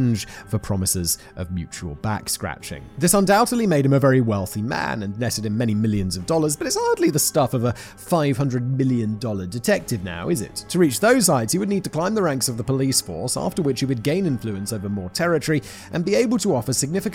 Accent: United Kingdom; I'm British

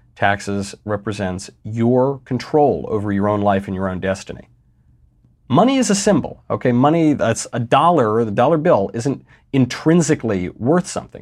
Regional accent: New York, United States; I'm from New York

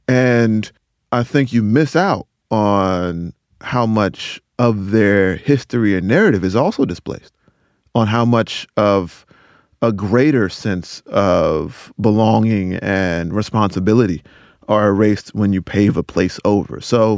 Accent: Rocky Mount, North Carolina, United States; I'm from Rocky Mount, North Carolina, and it was submerged completely

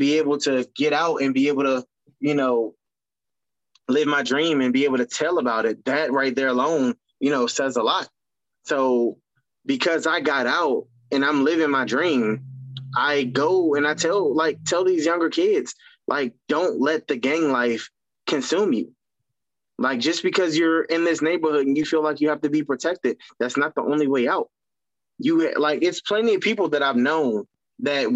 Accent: Washington, District of Columbia, United States; when I was growing up, there wasn't wrestling in our hometown, like in DC

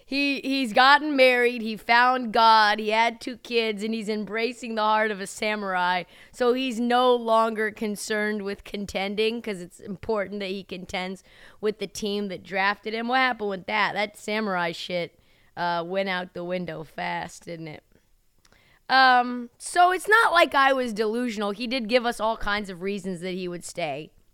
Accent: Portland, Oregon, United States; also born or lived in Humboldt County, California; They know that I'm not only from Portland, shout out to my roots, Benson High School, Harriet Tubman Middle School, Applegate Elementary, those are my stripes

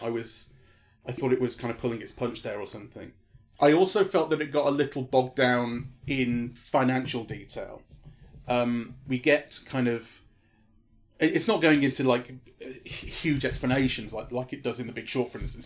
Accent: United Kingdom; being British

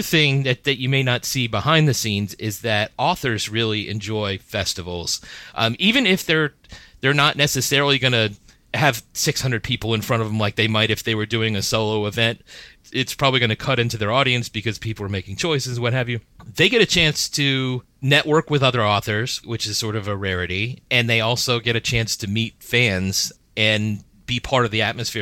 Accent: Miami, Florida, United States; also born or lived in Washington, D.C.; now in Gaithersburg, United States; I grew up in Miami, Florida, then came up to D C, then Gaithersburg

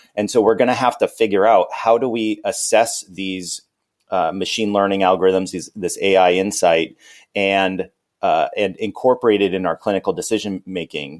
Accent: California, United States; moved away as an adult; also born or lived in Arizona; I'm from California.

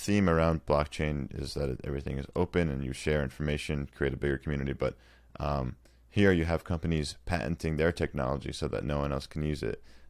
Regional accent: United States; as an American

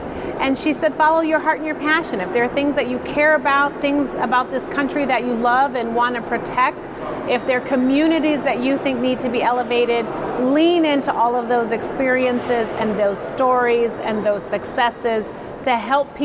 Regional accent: Chicago, Illinois, United States; I'm originally from Chicago. I was born in Lincoln Park and was raised in Bronzeville and Hyde Park

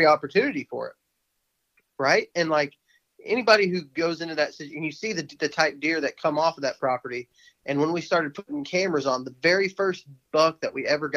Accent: Texas, United States; moved away; what I grew up doing in Texas

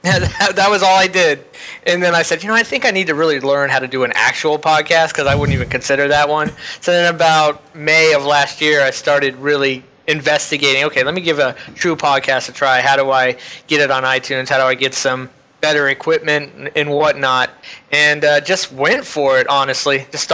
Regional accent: Florida, United States; Yes, I was born and raised in Florida in the same county I still live in.

